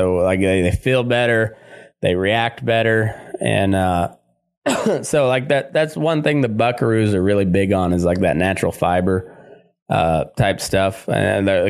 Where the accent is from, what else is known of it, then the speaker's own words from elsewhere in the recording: Great Plains, United States; up and towards to where I grew up in the Great Plains area, you didn't place a whole lot of value on a silver bit.